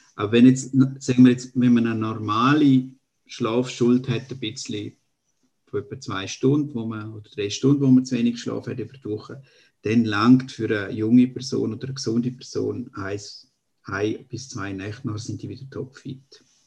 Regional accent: eastern Switzerland, Graubünden, Switzerland; am Dialekt da kennt man, also ich bin Schweizer aus der Ostschweiz, aus Graubünden

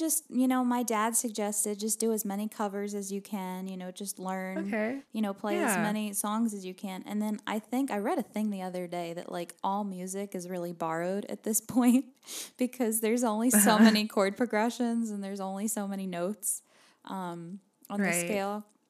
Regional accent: New Jersey, United States; now in Nashville, United States; I moved to Nashville from New Jersey 2 years ago.

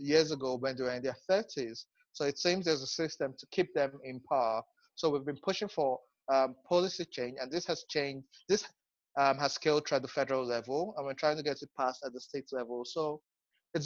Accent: Nigeria; I'm a Nigerian. I stay in Abuja.

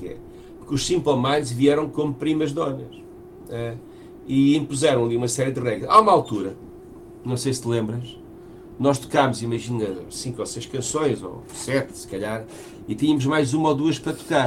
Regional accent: Portugal; nós estamos em Portugal, somos portugueses

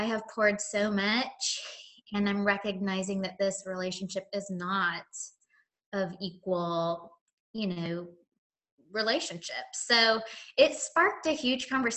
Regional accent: Oregon, United States; moved away as an adult; also born or lived in Seattle, Washington; now in Nashville, United States; I am originally from Oregon, but I live in Tennessee. I've lived in Nashville for about, close to 17 years

